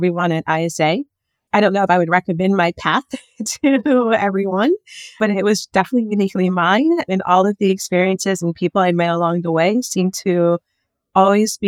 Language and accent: English; Philadelphia, Pennsylvania, United States; I practiced at a major law firm in my hometown of Philadelphia for 4 years.